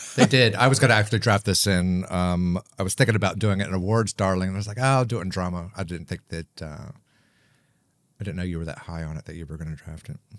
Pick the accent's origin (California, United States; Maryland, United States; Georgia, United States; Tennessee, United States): Maryland, United States; also born or lived in Hawaii; my hometown in Maryland